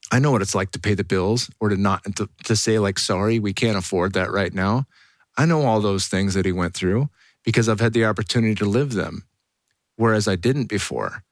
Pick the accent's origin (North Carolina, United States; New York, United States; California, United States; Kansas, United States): California, United States; Silicon Valley; growing up in the Silicon Valley